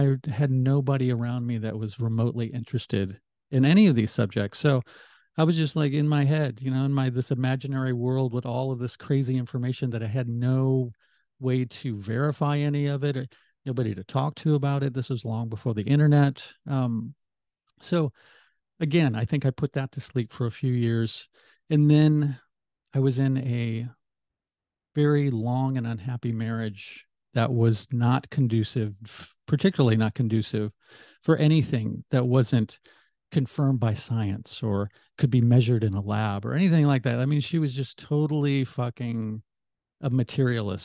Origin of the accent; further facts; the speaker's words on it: Midwest, United States; also born or lived in Tempe, Arizona / Columbia, Missouri; now in Kansas, United States; There's been little tiny stints that I've lived other places. Arizona for a little bit, for a long summer in Europe, but mostly the Midwest